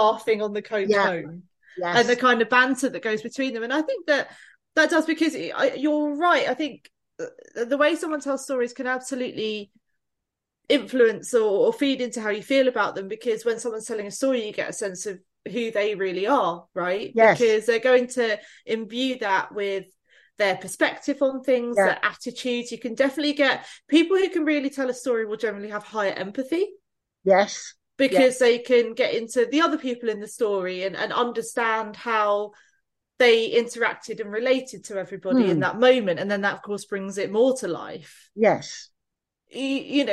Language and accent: English; London, United Kingdom; We're from West London